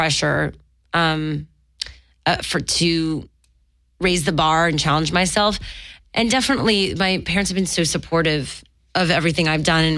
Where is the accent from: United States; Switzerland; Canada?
Canada; Montreal, Quebec; moved away; I'm from Montreal